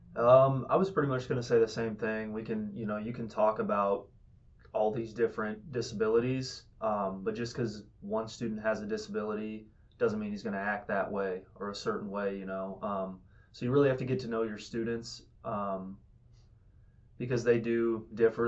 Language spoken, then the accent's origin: English; Fort Madison, Iowa, United States; I'm from Fort Madison, Iowa